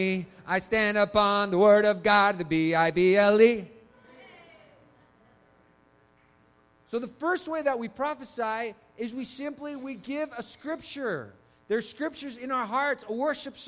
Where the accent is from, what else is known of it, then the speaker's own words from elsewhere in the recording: Chile; I was born in Chile